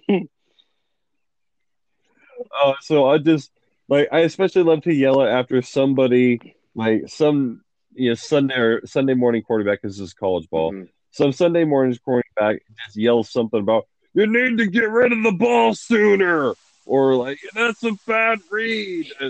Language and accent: English; Montana, United States; I am from Montana.